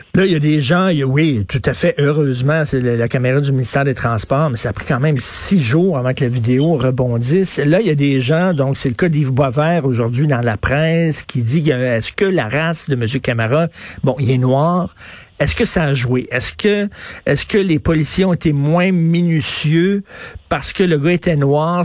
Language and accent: French; Montreal, Quebec, Canada; viens de Verdun, j'ai grandi à Verdun